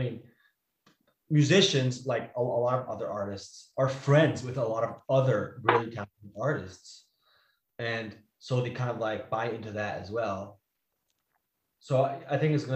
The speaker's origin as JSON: {"language": "English", "country": "Switzerland", "first_language": "Italian", "second_language": "English", "moved": "yes", "said": "my mother tongue is actually Italian. We're Swiss Italian, Swiss from the Italian side"}